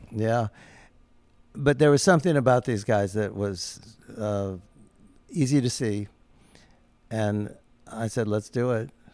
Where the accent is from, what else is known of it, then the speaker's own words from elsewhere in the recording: Omaha, Nebraska, United States; moved away as an adult; now in Los Angeles, United States; I grew up just down the road from Los Angeles in Omaha, Nebraska